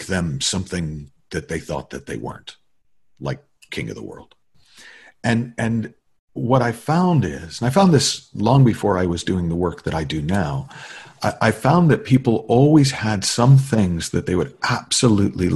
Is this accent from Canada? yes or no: no; New England, United States; now in Los Angeles, United States; I'm living in LA, have been since, but I, as a kid, I grew up in New England.